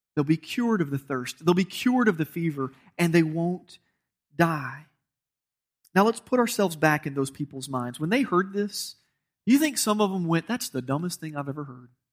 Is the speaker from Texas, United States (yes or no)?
no; Georgia, United States; I'm from Georgia